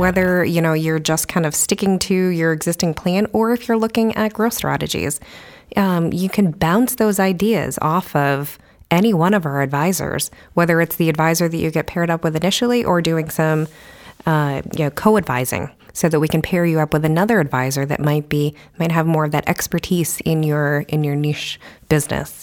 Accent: New York, United States; moved away as an adult; also born or lived in New Hampshire; now in Keene, United States; I am not originally from New Hampshire. I am from New York, but I came up here, went to U N H

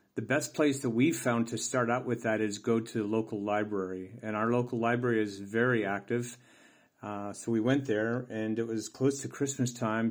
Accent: United States; moved away as an adult; also born or lived in Tisno, Croatia; now in Croatia; I'm an American who immigrated to the small village of Teesnoe in the beautiful country of Croatia.

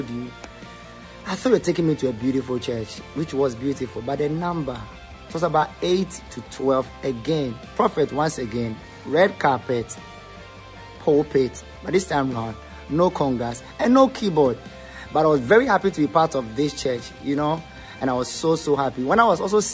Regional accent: Teshie, Greater Accra, Ghana; I grew up in Teshin, a very bad place.

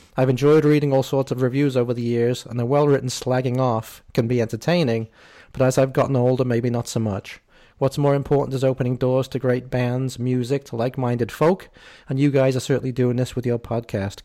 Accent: England, United Kingdom; as an English person here

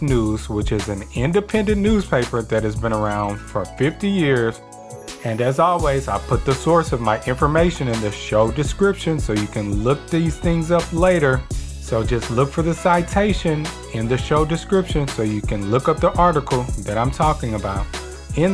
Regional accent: Port Arthur, Texas, United States; born and raised in Port Arthur, Texas. which is also my hometown

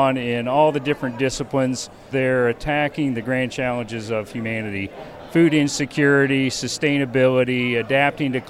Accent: Indiana, United States; I grew up on a small farm in Indiana

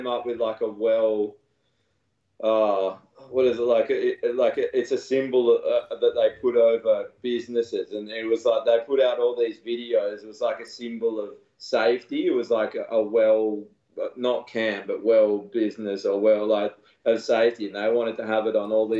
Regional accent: Australia; as an Australian

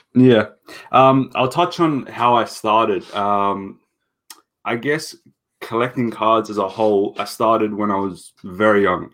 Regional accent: Sydney, New South Wales, Australia; I'm from Sydney

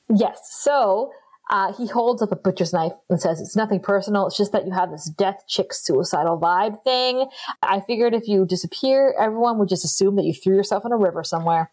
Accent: Northern Ontario, Canada; we are from Canada and these are the true stories coming from our part of the country, which is Northern Ontario

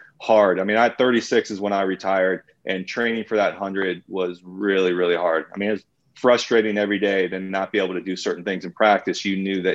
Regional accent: United States; I'm still an American. I still love my country

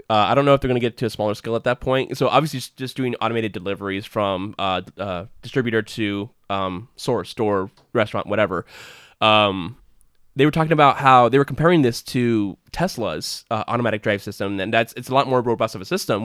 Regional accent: United States; as an American citizen

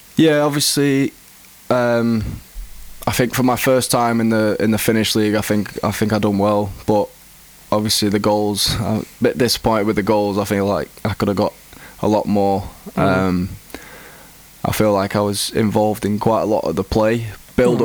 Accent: Greater Manchester, North West England, United Kingdom; I grew up in England. I've always been in England

